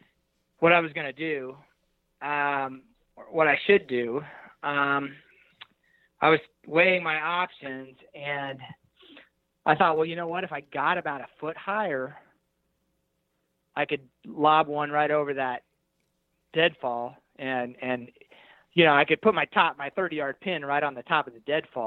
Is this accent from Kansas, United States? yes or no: yes; Hays, Kansas, United States; And I'm not I'm a flatlander from Hays, Kansas, but I feel like I sound like an elk.